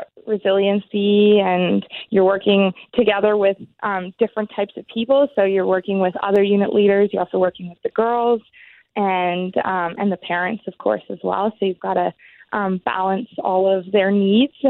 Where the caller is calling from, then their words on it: Toronto, Ontario, Canada; I'm calling from Toronto